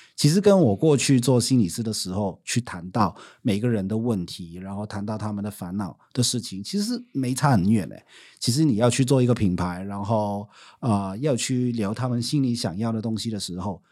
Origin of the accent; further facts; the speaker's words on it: Hong Kong; Chinese is a second language; moved away as an adult; now in Taiwan; 我们香港人